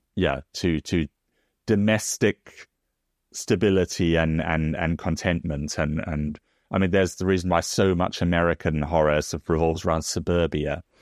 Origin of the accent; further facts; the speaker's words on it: South Africa; now in United Kingdom; as someone also comes from, you know, outside of Britain, because I come from South Africa